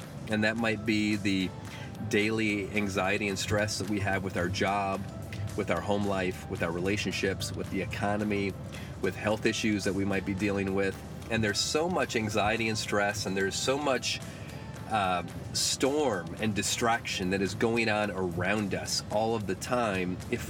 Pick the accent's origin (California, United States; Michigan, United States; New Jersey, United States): Michigan, United States; Flint; now in Jupiter, United States; I got to go up to Flint, my hometown, some of you know. Flint is my hometown.